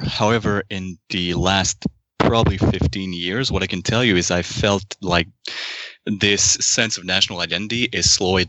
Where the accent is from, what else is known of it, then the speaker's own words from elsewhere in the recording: Quebec, Canada; And frankly, once again, it might be because I'm from Quebec, but I can feel that in the last 15 years, even that sense of identity just started crumbling.